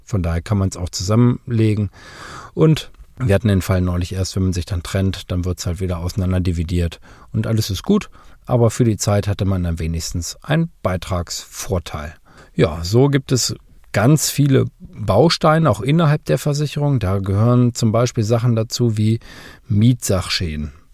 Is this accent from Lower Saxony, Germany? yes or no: yes; Lower Saxony, Germany; bei uns in Niedersachsen